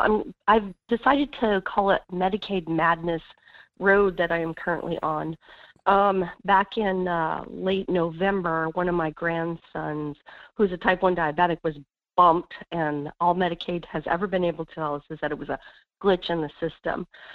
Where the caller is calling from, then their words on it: Wasilla, Alaska, United States; Hey, this is … in Wasilla.